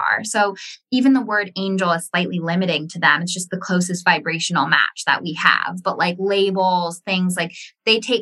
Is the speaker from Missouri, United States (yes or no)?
no; Ojai, California, United States; I was in my hometown of Ojai